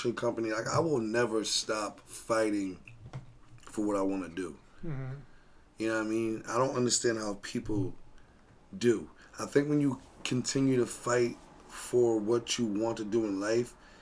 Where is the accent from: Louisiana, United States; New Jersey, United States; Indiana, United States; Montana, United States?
New Jersey, United States; I grew up in New Jersey